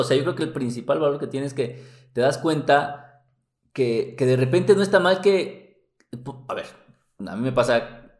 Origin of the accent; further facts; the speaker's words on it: Mexico; somos mexicanos